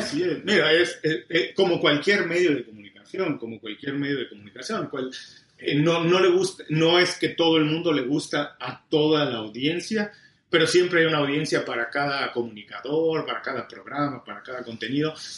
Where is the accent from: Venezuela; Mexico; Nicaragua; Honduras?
Mexico; moved away as an adult; also born or lived in Mexico City; now in Miami, United States; soy mexicano, tengo 12 años viviendo en Miami